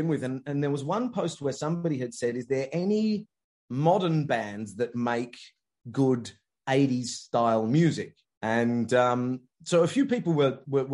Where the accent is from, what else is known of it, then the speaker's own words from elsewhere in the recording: Richmond, London, United Kingdom; I was born in Richmond, Surrey